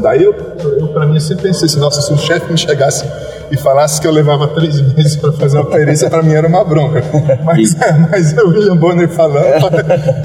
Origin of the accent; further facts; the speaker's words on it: Curitiba, Paraná, Brazil; also born or lived in Presidente Prudente; Minha primeira lotação foi em Curitiba, eu tive o prazer já de ser lotado na minha cidade natal